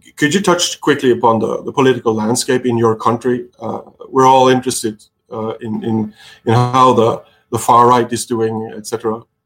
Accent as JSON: {"language": "English", "country": "Norway", "said": "I'm a pirate from Norway"}